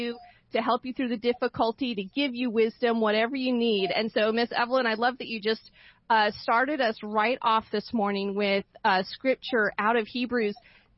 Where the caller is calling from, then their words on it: Boise, Idaho, United States; I'm calling in from Boise, Idaho, and we literally have had an ice shortage here for the last 2 weeks.